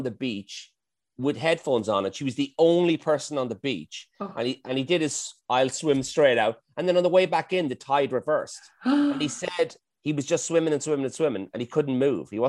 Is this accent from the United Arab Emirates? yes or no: no; Dublin, Leinster, Ireland; I grew up in Dublin, so I had two grandmothers